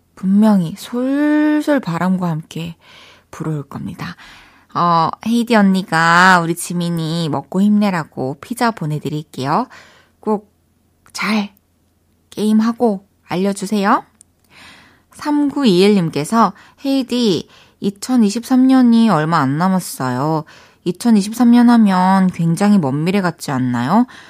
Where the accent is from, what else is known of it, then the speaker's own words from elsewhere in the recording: Changwon, South Gyeongsang, South Korea; moved away as an adult; also born or lived in Daegu / Busan; now in Seoul, South Korea; 저 마산 출신이잖아요